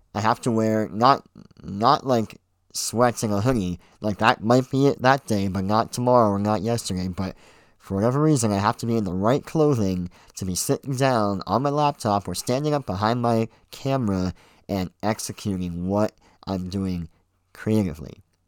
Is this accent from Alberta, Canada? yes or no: no; Pickering, Ontario, Canada; I was born and raised here in Pickering, uh, Ontario, Canada.